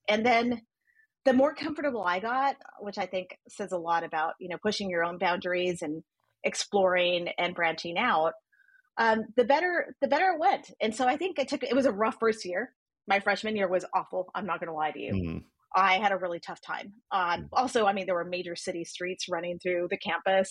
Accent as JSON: {"language": "English", "town": "El Paso", "region": "Texas", "country": "United States", "tie": "born or raised there", "also_born_or_lived": "Philadelphia, Pennsylvania", "moved": "as an adult", "said": "I grew up in a border town. I grew up in El Paso, Texas, and I spent most of my life there until I ventured off to college on the East Coast"}